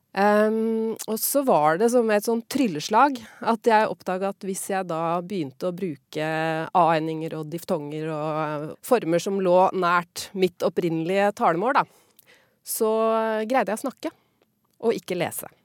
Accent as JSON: {"language": "Norwegian", "town": "Hokksund", "region": "Buskerud", "country": "Norway", "tie": "born or raised there", "accent": "broad Eastern Norwegian", "said": "Jeg er jo fra Nedre Buskerud, Hokksund, eh, hvor de snakker veldig sånn breit Eh, østlandsmål, da, egentlig. Så det er sånn eh, jeg eh, snakka da jeg var lita, og så etter hvert så begynte jeg å moderere meg mer og mer."}